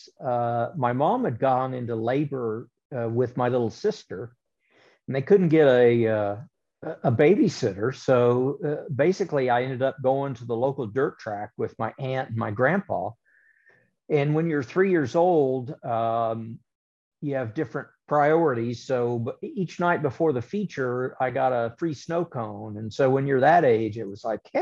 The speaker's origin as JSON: {"language": "English", "town": "Topeka", "region": "Kansas", "country": "United States", "tie": "born or raised there", "said": "they built Heartland Park Topeka, which was a giant road course / drag strip in my hometown"}